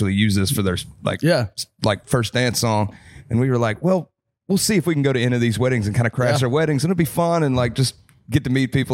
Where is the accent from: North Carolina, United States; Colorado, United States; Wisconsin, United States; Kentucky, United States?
North Carolina, United States; Kannapolis; now in Tennessee, United States; I'm from Kannapolis, North Carolina. Grew up in race country, so home of Dale Earnhardt. is nice. My hometown.